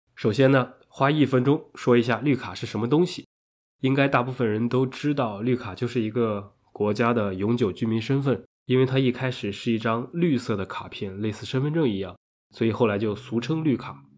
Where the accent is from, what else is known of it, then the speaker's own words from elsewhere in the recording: China; 我们中国人